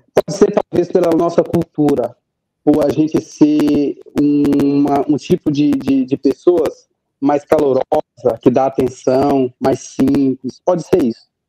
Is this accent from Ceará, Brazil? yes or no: no; Belo Horizonte, Minas Gerais, Brazil; moved away; also born or lived in Santa Maria do Suaçuí; eu nasci em Santa Maria do Suaçuí, que é 6, 7 horas de Belo Horizonte. Só que quatro anos, meu pai uh, foi para Belo Horizonte, né? Grande BH. E lá eu fui criado